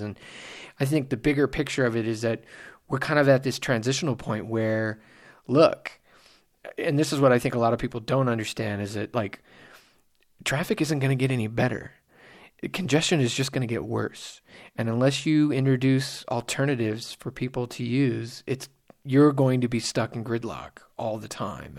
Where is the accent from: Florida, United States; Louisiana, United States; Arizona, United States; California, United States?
California, United States; Simi Valley; growing up in Simi Valley